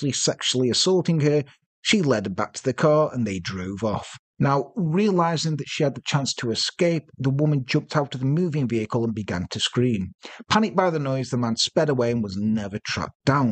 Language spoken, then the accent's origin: English; Ireland; We're from Ireland.